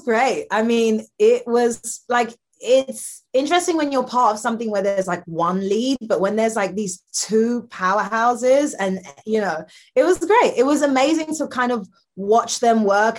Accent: London, United Kingdom; I'm from London

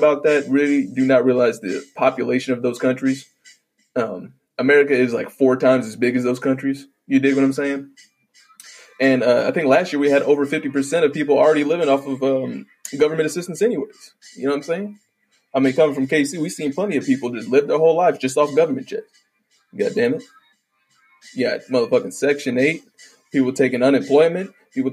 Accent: Midwest, United States; I'm from the Midwest, or the Midwaste of the Bible Belt

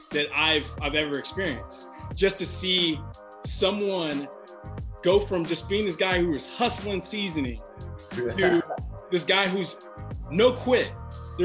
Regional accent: Kansas City, Missouri, United States; moved away; my hometown of Kansas City

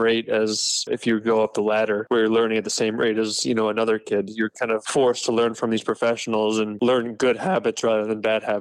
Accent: United States; as an American driver

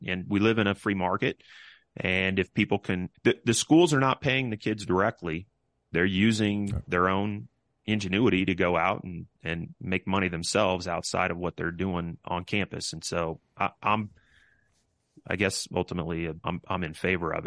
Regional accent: Kansas, United States; These are guys that I grew up with in Kansas

